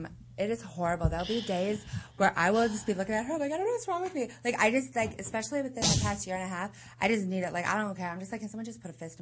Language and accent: English; Southern California, United States; I was born, raised, and paid here in Southern California.